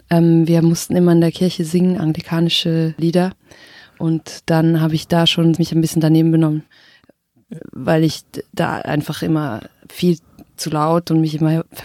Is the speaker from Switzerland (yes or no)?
yes; Switzerland; first language Swiss German; meine Muttersprache ist Schweizerdeutsch und also singen zu müssen mit Schweizerdeutsch, das war auch so ein wichtiger Prozess.